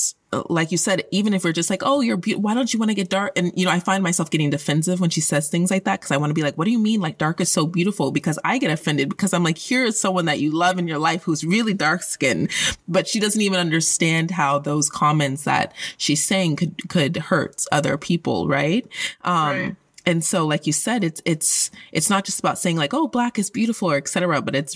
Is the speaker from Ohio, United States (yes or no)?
no; Colorado, United States; I grew up in Colorado, which is an extremely white place